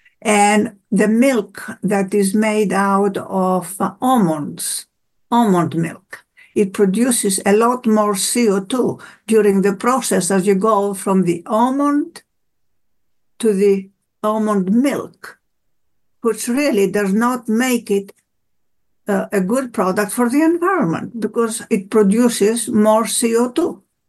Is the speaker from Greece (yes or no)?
yes; Greece; born there; I was born in Greece and we have a summer home